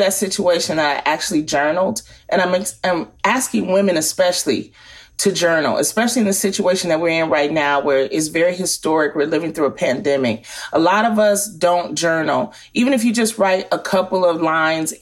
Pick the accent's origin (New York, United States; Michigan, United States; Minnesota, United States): Michigan, United States; Detroit; In Detroit, Michigan, where I grew up